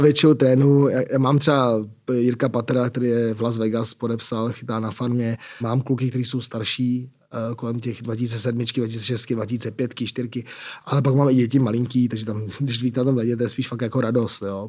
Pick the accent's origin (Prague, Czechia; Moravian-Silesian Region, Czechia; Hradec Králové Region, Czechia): Prague, Czechia; Jsem z Prahy, jsem Pražák